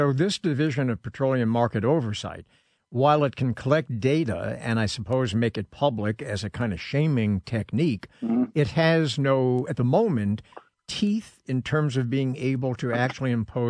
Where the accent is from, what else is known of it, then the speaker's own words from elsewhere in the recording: New York City, New York, United States; now in Los Angeles, United States; when I was growing up in New York City